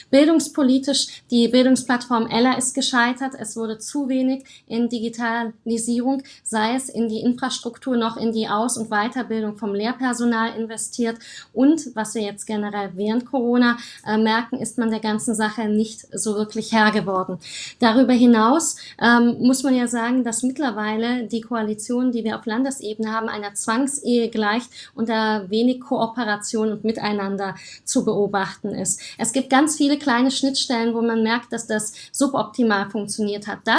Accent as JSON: {"language": "German", "country": "Germany", "tie": "born or raised there", "also_born_or_lived": "Romania", "said": "Ich bin 1988 geboren und dann 1990 nach Deutschland mit dem deutschen Teil meiner Familie gekommen."}